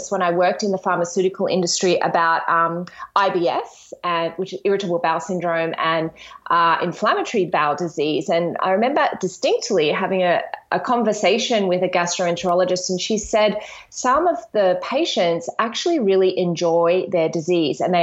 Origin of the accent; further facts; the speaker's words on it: Australia; also born or lived in Brisbane, Queensland; I'm an Australian naturopath, nutritionist, yoga and meditation teacher